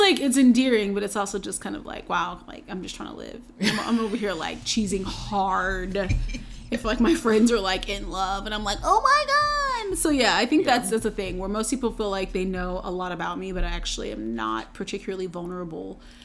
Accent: North Carolina, United States; I'm from North Carolina

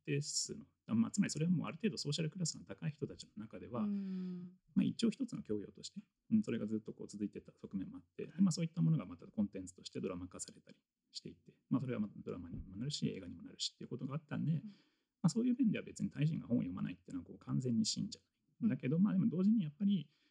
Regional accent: Tokyo, Japan; 僕高校が、まあ、東京の出身

